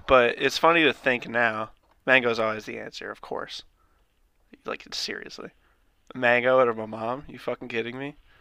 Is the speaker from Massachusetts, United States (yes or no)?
yes; thirty miles north of Boston, Massachusetts, United States; My hometown's, like, thirty miles north